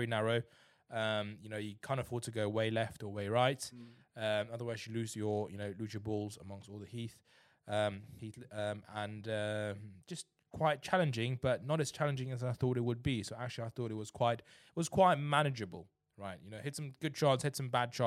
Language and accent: English; England, United Kingdom; We're English